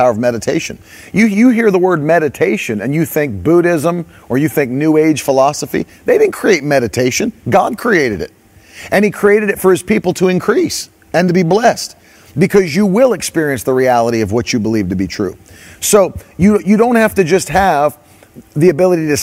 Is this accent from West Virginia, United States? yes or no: yes; West Virginia, United States; I grew up in West Virginia